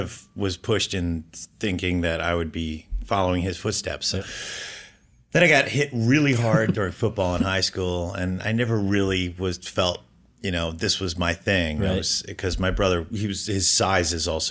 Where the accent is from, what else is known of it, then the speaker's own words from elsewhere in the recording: Baltimore, Maryland, United States; I'm from Baltimore, Maryland, mm-hmm. where I was born and raised in the suburbs.